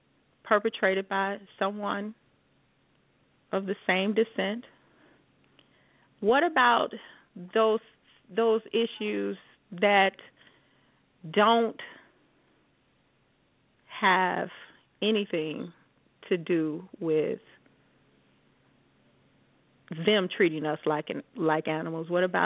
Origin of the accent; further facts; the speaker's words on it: Chicago, Illinois, United States; now in Las Vegas, United States; I'm from Chicago